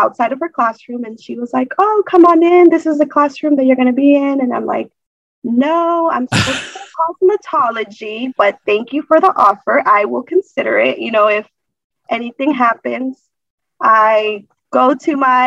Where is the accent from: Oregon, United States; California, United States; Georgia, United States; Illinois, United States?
Georgia, United States; Duluth; also born or lived in Acapulco, Guerrero, Mexico; I was raised actually here in Duluth, Georgia, from the age of three when my parents decided to come over to the United States